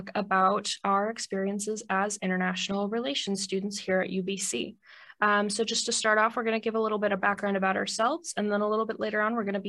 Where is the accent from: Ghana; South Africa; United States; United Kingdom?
United States; Ohio; moved away as an adult; now in Vancouver, Canada; I am from the United States, specifically a small town in the middle of nowhere, Ohio.